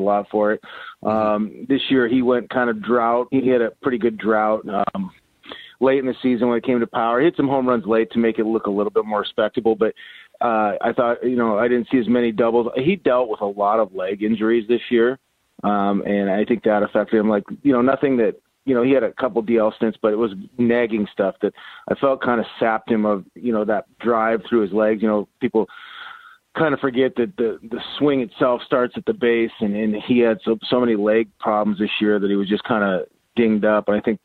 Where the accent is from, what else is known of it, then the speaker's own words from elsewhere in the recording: Havre, Montana, United States; growing up in Haver, small town